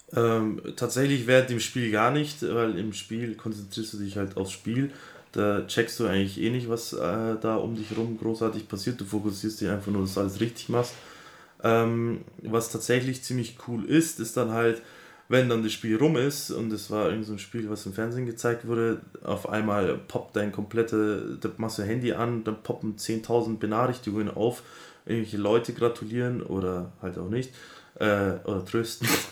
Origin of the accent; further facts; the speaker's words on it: Augsburg, Bavaria, Germany; da ich ja aus Augsburg bin, also aus Bayern